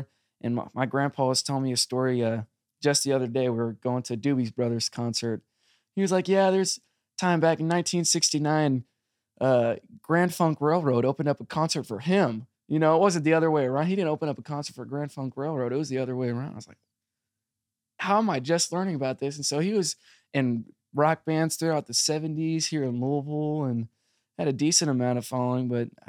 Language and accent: English; South Korea; also born or lived in United States; And I grew up in South Korea for a little bit.